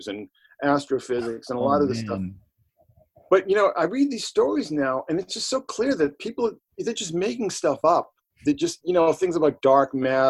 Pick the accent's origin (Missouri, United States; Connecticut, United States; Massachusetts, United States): Massachusetts, United States; Boston; we're from Boston and I'm old enough to remember when, like, you know, the Catholic Church was the law